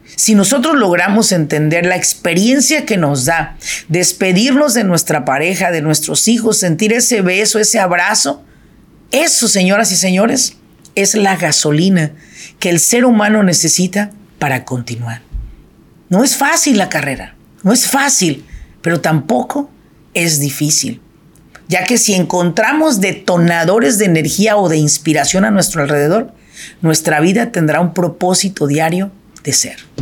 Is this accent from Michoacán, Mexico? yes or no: yes; Michoacán, Mexico; now in Irvine, United States; yo soy de Michoacán